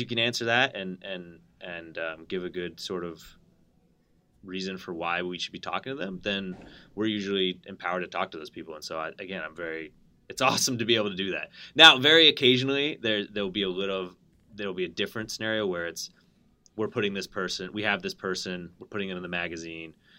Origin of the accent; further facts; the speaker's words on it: Connecticut, United States; I grew up in Connecticut